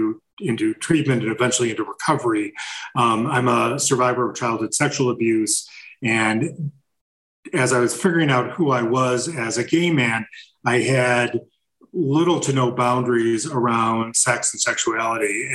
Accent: Buffalo, New York, United States; I grew up in Buffalo, New York

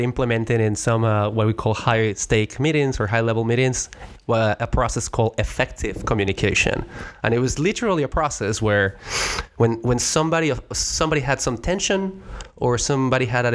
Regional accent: Mexico; first language Spanish; English is a second language; moved away as an adult; now in United States; I am not from the United States. I came to the United States from Mexico, so my first language was always Spanish

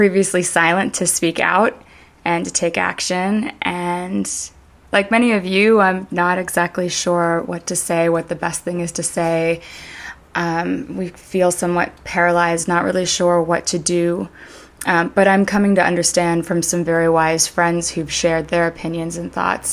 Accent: Canada; I was raised in Canada

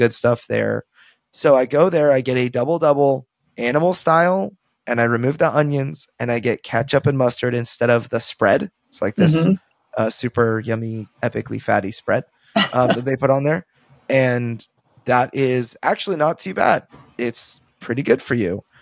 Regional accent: California, United States; now in Texas, United States; I'm a Californian at heart. Like, I live in Texas, but I'm a Californian at heart

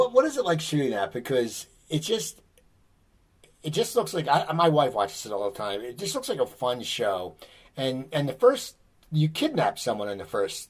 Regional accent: Cherry Hill, New Jersey, United States; moved away; also born or lived in Burbank; I lived in Burbank, and growing up in Cherry Hill, New Jersey, I didn't know what Armenia was.

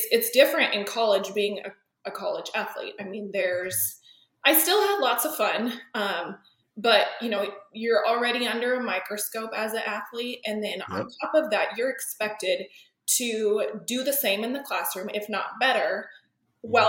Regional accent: Sheridan, Wyoming, United States; moved away as an adult; also born or lived in Laramie, Wyoming; now in Dallas, United States; I'm from Wyoming. I grew up in Sheridan, Wyoming

